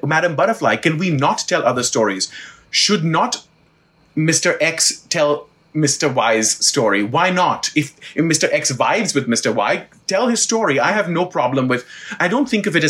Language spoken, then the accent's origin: English; Mumbai, Maharashtra, India; now in United States; I'm from Bombay